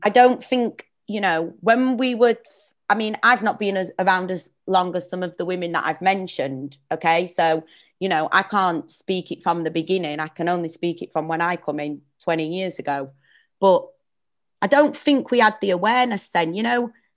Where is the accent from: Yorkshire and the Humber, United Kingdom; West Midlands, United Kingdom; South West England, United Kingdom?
Yorkshire and the Humber, United Kingdom; Sheffield; moved away; I'm from Sheffield originally